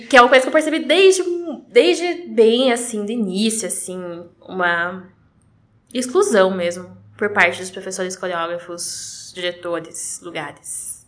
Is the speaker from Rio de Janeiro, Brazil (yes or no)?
no; Curitiba, Paraná, Brazil; eu sou de Curitiba, nasci né, em Curitiba, mas eu comecei o balé na região metropolitana